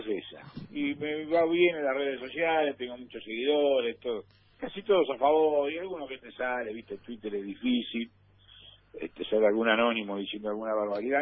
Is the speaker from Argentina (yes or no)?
yes; Argentina